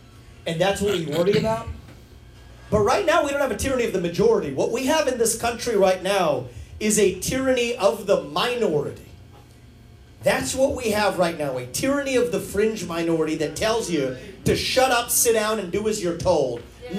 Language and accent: English; Ohio, United States; I grew up in Ohio in the 1990s